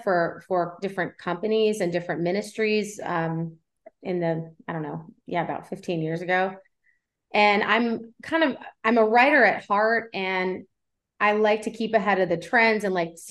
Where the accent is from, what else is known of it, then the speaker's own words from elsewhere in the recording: Cincinnati, Ohio, United States; moved away as an adult; now in Tennessee, United States; I'm not originally from Tennessee. I was born and raised in Cincinnati, Ohio. So I'm a Midwestern girl at heart